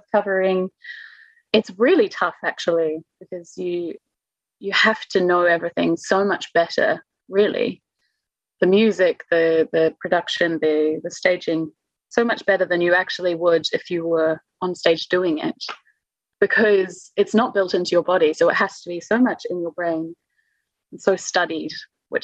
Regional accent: New Zealand; moved away as an adult; now in Munich, Germany; I'm from New Zealand

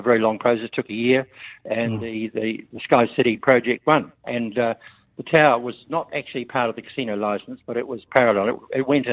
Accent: Lower Hutt, Wellington, New Zealand; also born or lived in Kapiti Coast / Auckland; I grew up in Lower Hutt. I grew up in Wellington.

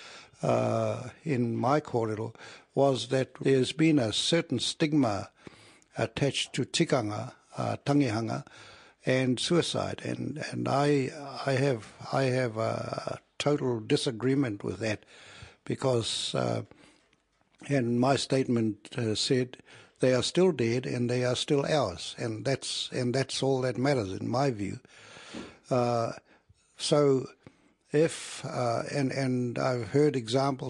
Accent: Matakana Island, Bay of Plenty, New Zealand; I'm from Matakana Island. I am 78 years old, and I've been living on this island for too many years

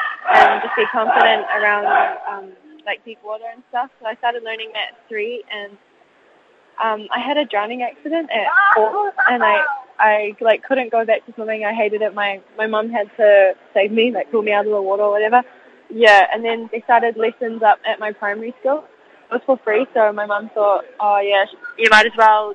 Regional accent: Samoa; Samoa, my home country

